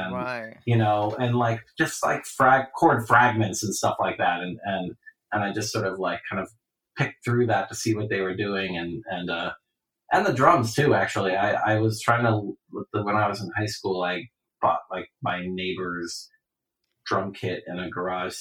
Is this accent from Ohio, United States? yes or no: yes; Ohio, United States; in the Midwest, growing up in Ohio.